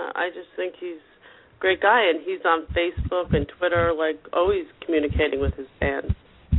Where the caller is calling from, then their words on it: New Jersey, United States; from New Jersey.